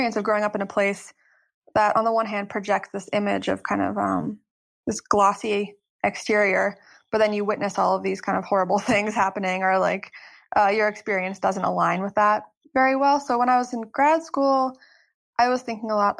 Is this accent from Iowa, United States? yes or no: no; State College, Pennsylvania, United States; moved away as an adult; also born or lived in New York; I'm actually living in my hometown now